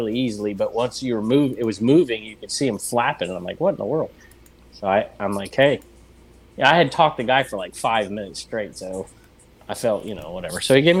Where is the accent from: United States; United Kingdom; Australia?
United States; California; born or raised there